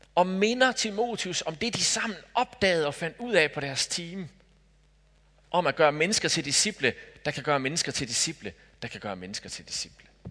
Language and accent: Danish; Denmark; Jeg er dansker